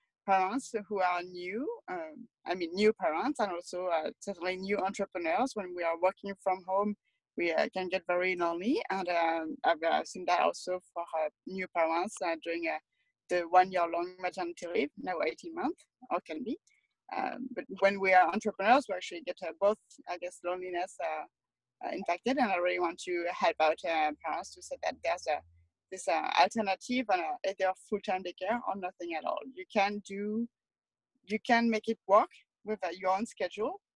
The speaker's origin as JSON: {"language": "English", "country": "France", "tie": "born or raised there", "moved": "as an adult", "lives_now": "Toronto, Canada", "said": "I'm from France, and I've grew up in a lot smaller city than Toronto"}